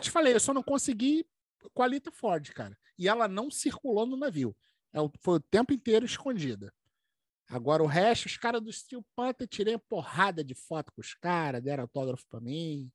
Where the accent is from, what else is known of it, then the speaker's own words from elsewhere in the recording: Rio de Janeiro, Brazil; Nós somos do Brasil.